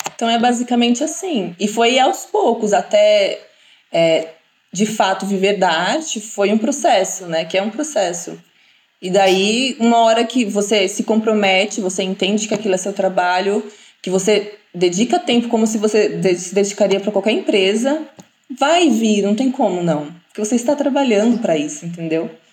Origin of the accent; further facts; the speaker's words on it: Brazil; sou brasileira, não tenho nenhuma descendência